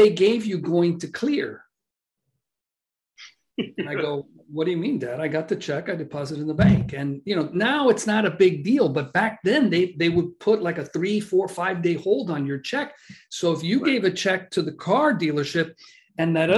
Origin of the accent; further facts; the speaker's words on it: Miami, Florida, United States; moved away as an adult; also born or lived in Boca Raton; we're from Miami